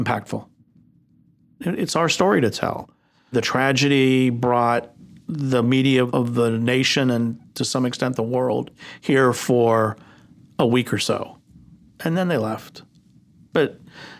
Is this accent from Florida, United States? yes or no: yes; Miami, Florida, United States; born or raised there